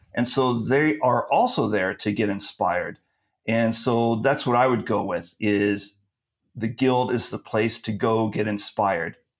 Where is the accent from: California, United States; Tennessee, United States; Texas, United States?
California, United States; now in Turkey; I'm from California, so I also speak Californian